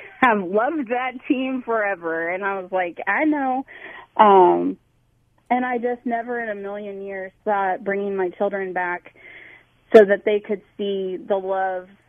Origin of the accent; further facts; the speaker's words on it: Salina, Kansas, United States; moved away; also born or lived in Louisville; I was born and raised in Salina, Kansas